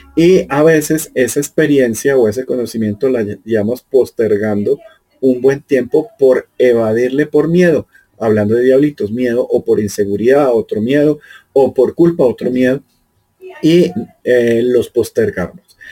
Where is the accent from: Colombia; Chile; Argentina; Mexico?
Colombia; yo soy colombiano, vivo aquí en Sudamérica